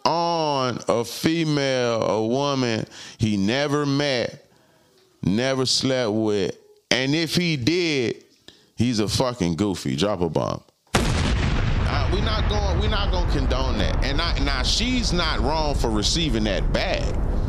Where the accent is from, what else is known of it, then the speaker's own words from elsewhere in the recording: Palm Beach, Florida, United States; I'm from Palm Beach. Just a crib. I probably know these niggas.